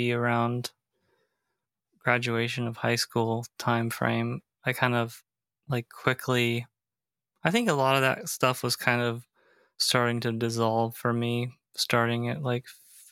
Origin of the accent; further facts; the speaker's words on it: United States; growing up in America.